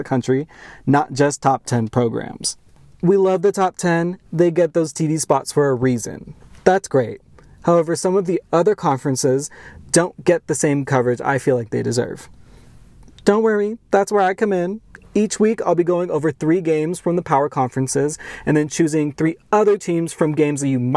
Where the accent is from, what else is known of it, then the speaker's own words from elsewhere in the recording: Southern California, United States; I'm from Southern California